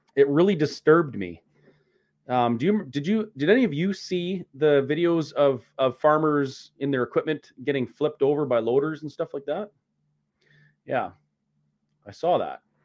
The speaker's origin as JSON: {"language": "English", "country": "Canada", "said": "protesting as a Canadian citizen who has the right to protest and peacefully assemble"}